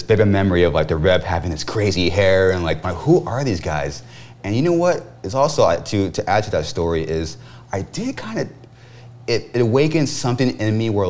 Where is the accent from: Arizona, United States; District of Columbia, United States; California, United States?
California, United States; Corona; we're actually from Corona.